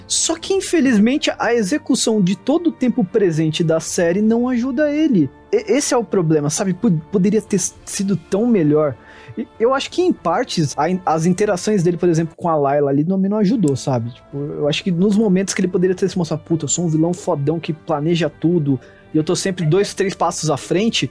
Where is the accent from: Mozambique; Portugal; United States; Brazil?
Brazil; como brasileiro